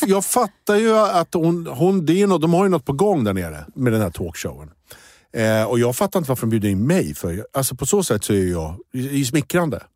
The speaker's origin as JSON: {"language": "Swedish", "town": "Rosersberg", "region": "Stockholm County", "country": "Sweden", "said": "jag är från Rosersberg"}